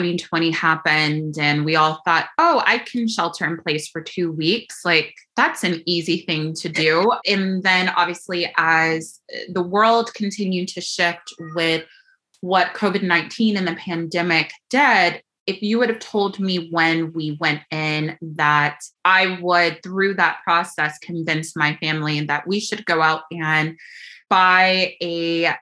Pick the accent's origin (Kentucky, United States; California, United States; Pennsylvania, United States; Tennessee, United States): Kentucky, United States; Louisville; moved away as an adult; also born or lived in Los Angeles / Chicago; I grew up in Louisville, Kentucky, and proud of those kind of Southern roots